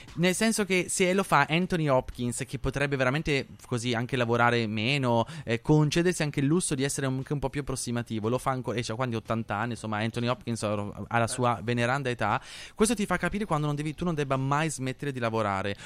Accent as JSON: {"language": "Italian", "town": "Nembro", "region": "Lombardy", "country": "Italy", "tie": "born or raised there", "said": "io vengo da Nembro, che è un paesino minuscolo di Bergamo"}